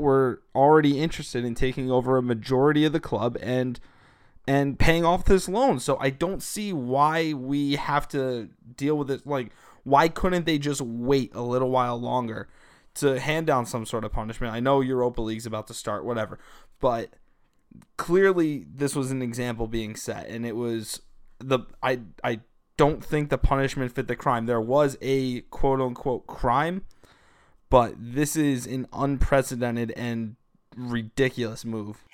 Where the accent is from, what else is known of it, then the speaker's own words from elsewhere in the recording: United States; as an American soccer person